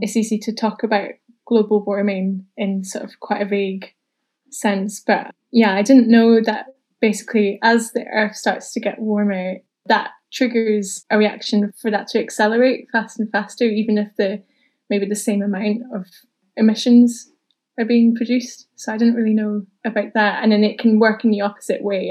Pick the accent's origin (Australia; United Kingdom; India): United Kingdom; Newport-on-Tay, Scotland; moved away as an adult; also born or lived in Tayport; now in Edinburgh, United Kingdom; I grew up in Newport and Tay, just next door to Tayport